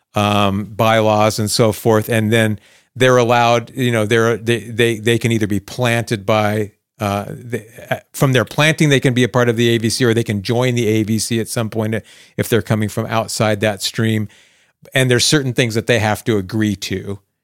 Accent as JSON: {"language": "English", "region": "Arizona", "country": "United States", "tie": "born or raised there", "said": "my life as a teenager growing up in Arizona"}